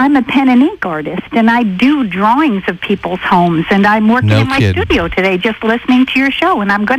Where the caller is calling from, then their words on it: New Tazewell, Tennessee, United States; I'm calling from New Tazewell, yes.